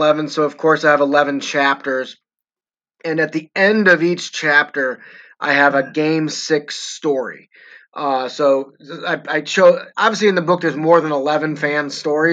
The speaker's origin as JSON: {"language": "English", "town": "St. Louis", "region": "Missouri", "country": "United States", "tie": "born or raised there", "moved": "as an adult", "lives_now": "Denver, United States", "said": "when I came back to St. Louis, my hometown"}